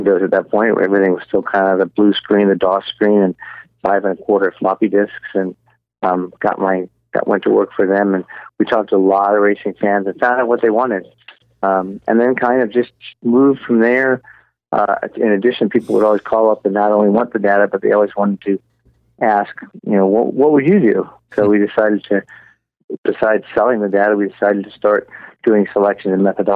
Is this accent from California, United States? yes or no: yes; Southern California, United States; growing up in Southern California